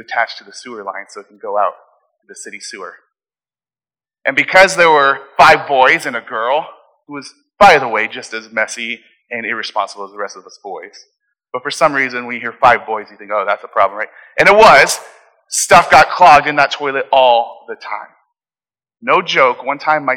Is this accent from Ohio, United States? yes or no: no; Phoenix, Arizona, United States; when I grew up in Phoenix, I lived in a house that had a basement